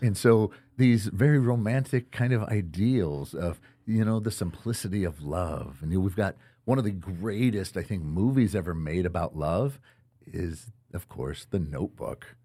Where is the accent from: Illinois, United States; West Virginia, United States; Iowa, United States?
Iowa, United States; Winterset; grew up in, in Winterset, Iowa, actually just south of Des Moines